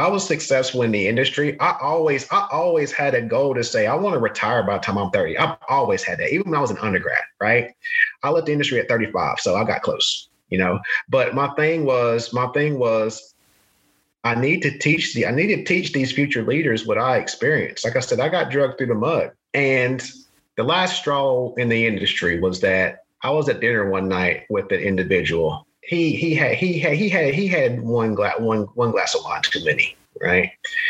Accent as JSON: {"language": "English", "region": "the South", "country": "United States", "tie": "born or raised there", "said": "you know, I grew up in the South. And you know, I had biases against people as well. And I'm a minority."}